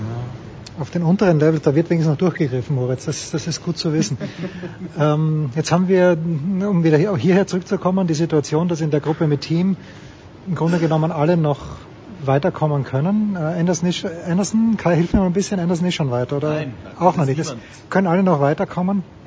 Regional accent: Austria; ich bin Österreicher

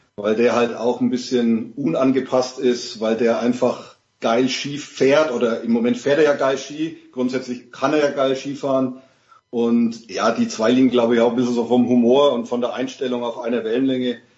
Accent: Bavaria / Franconia, Germany; als Bayer oder Franke

